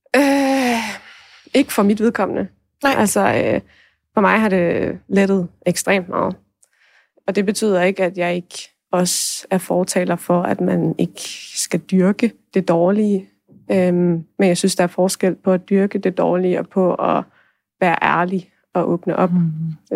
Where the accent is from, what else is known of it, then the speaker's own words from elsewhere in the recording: Thy, North Denmark Region, Denmark; der hvor jeg kommer fra i Thy